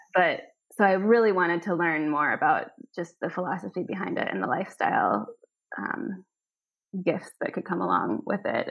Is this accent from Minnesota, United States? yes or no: yes; Minneapolis, Minnesota, United States; now in Copenhagen, Denmark; I said, Minneapolis.